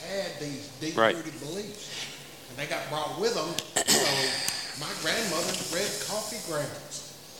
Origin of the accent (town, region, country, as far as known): the South, United States